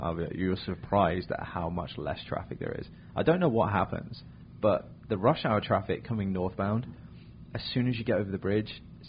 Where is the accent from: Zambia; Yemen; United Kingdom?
United Kingdom; England; now in Vancouver, United States; I'm English.